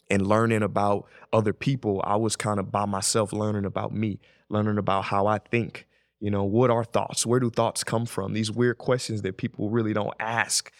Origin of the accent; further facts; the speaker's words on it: St. Louis, Missouri, United States; I'm from Saint Louis.